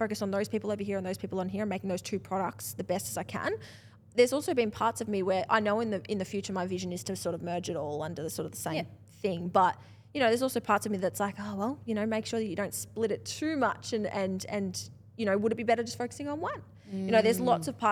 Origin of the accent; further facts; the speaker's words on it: Australia; I'm Australian enough